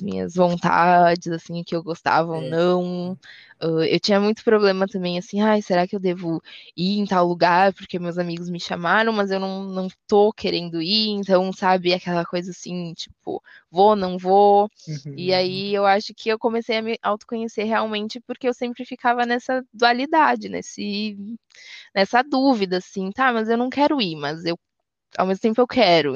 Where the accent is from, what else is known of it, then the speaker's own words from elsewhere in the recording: Rio Grande do Sul, Brazil; Eu sou gaúcha